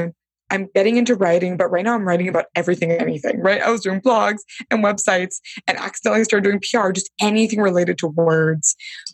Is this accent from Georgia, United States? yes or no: no; Bay Area, California, United States; I'm from the Bay Area, Silicon Valley land. So I think there was like this Silicon Valley rooted in me